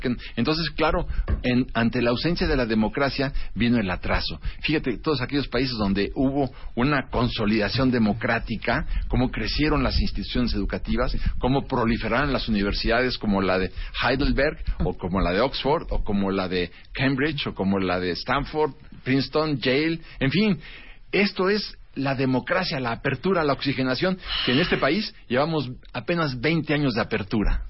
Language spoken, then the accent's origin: Spanish; Mexico